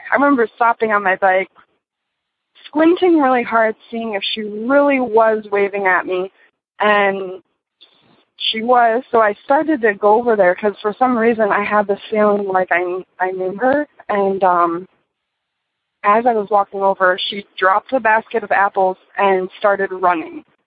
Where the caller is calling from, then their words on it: Michigan, United States; I'm calling from Michigan.